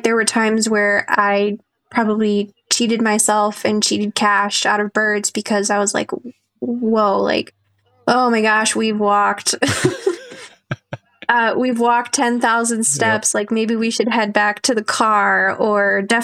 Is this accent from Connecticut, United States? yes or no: no; Ohio, United States; moved away as an adult; now in North Dakota, United States; growing up in Ohio